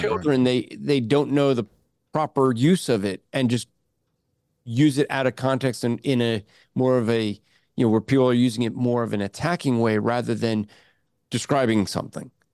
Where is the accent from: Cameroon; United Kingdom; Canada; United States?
United States; New Jersey; moved away; growing up in Jersey